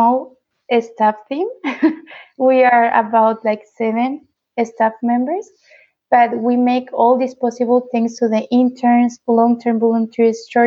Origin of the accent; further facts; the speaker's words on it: Tijuana, Baja California, Mexico; also born or lived in Nicaragua; I was born and raised in Tijuana